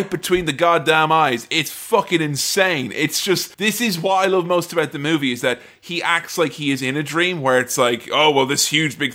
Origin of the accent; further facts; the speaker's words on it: Ireland; I'm from Ireland